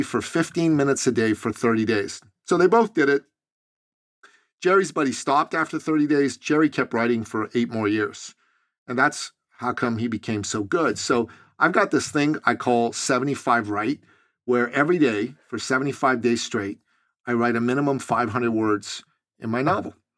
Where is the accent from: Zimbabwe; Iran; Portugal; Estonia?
Iran; moved away; I'm originally from Iran in the Middle East